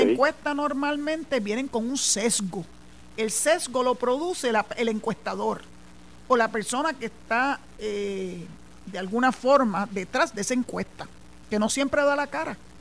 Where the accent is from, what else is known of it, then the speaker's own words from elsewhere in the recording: Puerto Rico; somos los boricuas